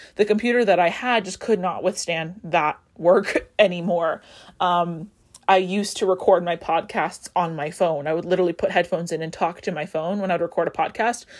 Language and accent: English; Las Vegas, Nevada, United States; I grew up in Vegas